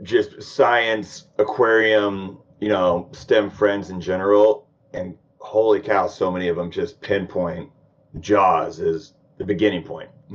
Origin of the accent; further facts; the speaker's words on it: Sacramento, California, United States; I'm born and raised like Sacramento, California